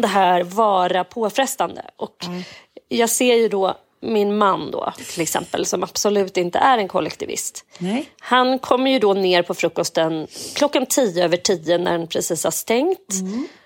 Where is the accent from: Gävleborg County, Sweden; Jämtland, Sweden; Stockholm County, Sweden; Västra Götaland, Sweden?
Jämtland, Sweden; Edsåsdalen; lilla Edsåsdalen Ah. där jag kommer ifrån